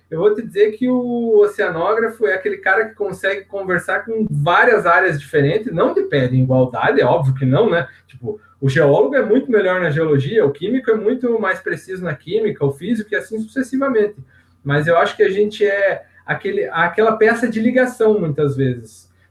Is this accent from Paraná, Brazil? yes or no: yes; Curitiba, Paraná, Brazil; Por ter nascido, em Curitiba, nascido e criado em Curitiba, a gente fica meio longe do mar, né?